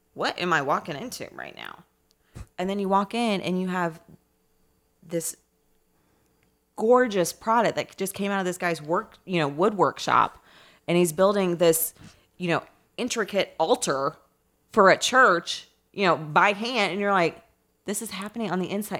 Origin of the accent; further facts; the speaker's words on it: Indianapolis, Indiana, United States; also born or lived in Ferdinand, Indiana; I'm from Indianapolis. I grew up in Irvington on the east side